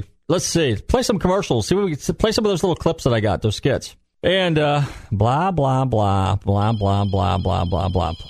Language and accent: English; Northern California, United States; now in Florida, United States; and I'm from Northern Cal, so we had, not snow where I live, but a couple hours away, we always had snow.